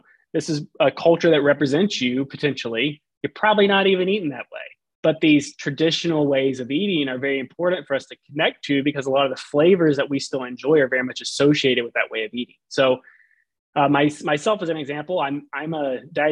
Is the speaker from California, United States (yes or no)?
no; Southern Alabama, United States; now in Houston, United States; I grew up in Southern Alabama on the coast